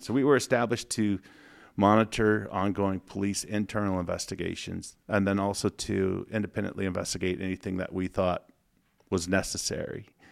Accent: Fortine, Montana, United States; moved away as an adult; now in Spokane, United States; I grew up in Northwest Montana, ran around the woods, played with sticks

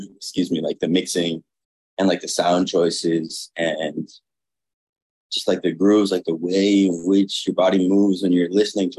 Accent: Miami, Florida, United States; But Miami honestly heavily influenced like everything I do. I love Miami.

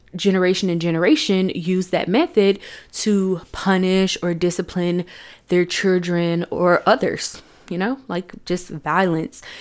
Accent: Chattanooga, Tennessee, United States; I was born in Chattanooga, Tennessee on December first, nineteen ninety-three

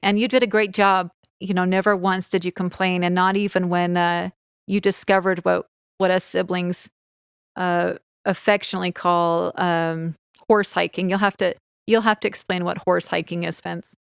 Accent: Orem, Utah, United States; I grew up in Orem, and I grew up in the same house my entire life

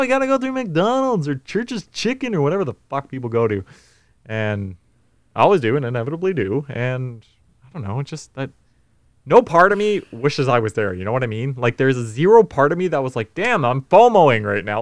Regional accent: North Vancouver, British Columbia, Canada; I'm from North Van.

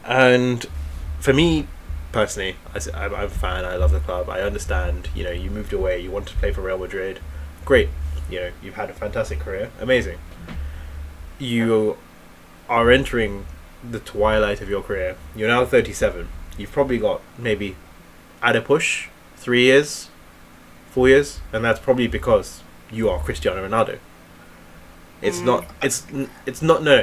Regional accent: Manchester, North West England, United Kingdom; I'm from Manchester. I was born there

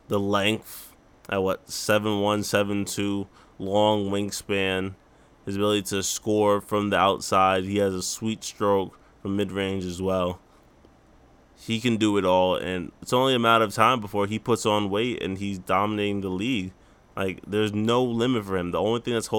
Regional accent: New York, United States; born or raised there

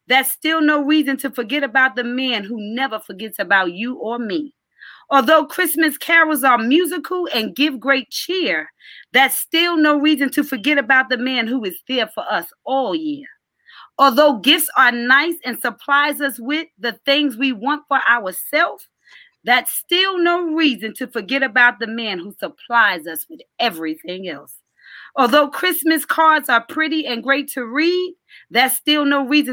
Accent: New York, United States; my church that I grew up in New York

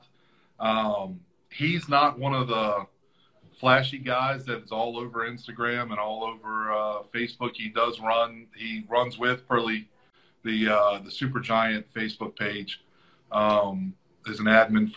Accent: United States; I'm from the United States

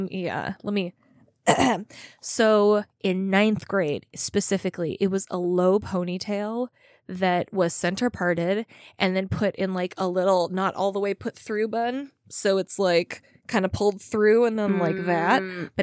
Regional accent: Minnesota, United States

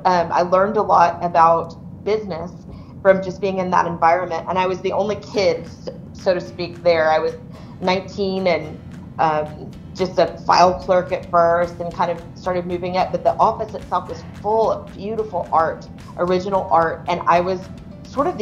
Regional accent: Pleasanton, United States; moved away as an adult; also born or lived in Italy / Austin; not because I was running away from Pleasanton

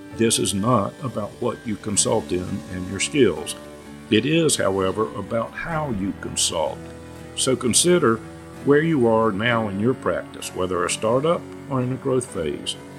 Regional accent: North Carolina, United States; I grew up in North Carolina and consulted almost exclusively in the Southeast.

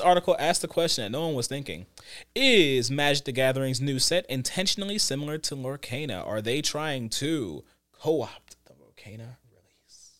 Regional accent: United States; speaking as an American

